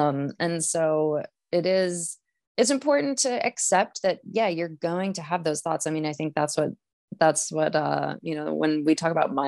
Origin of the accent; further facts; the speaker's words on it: Maine, United States; now in Lake Placid, United States; I am from Maine originally, but I don't okay. live in Maine anymore. I'm actually in okay. Lake Traitor. Placid, New York.